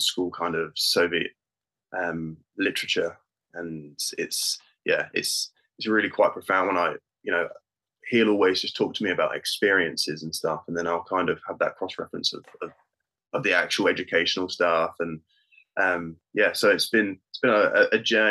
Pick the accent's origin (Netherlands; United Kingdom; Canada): United Kingdom; I am British born and bred.